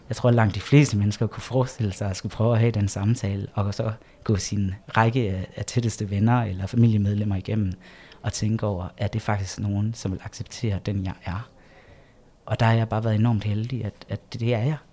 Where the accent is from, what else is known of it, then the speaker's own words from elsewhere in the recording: Egtved, Southern Denmark, Denmark; jeg vokset op i Jylland